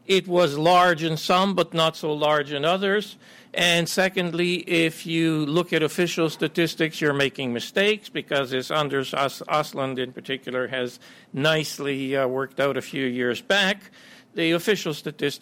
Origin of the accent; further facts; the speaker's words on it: Canada; also born or lived in Ukraine / United States; I grew up in Canada and worked in the U.S. and Canada